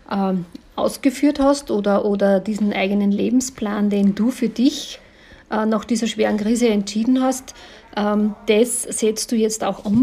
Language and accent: German; Linz, Upper Austria, Austria; ich komme ja aus Linz